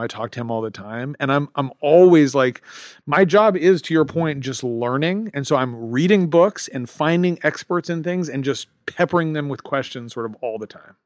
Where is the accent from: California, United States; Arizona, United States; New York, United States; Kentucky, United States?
California, United States; Los Angeles; I'm an American from Los Angeles.